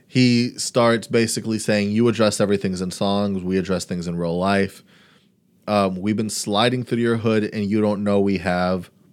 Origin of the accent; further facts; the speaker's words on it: Brownsville, Texas, United States; I'm from Brownsville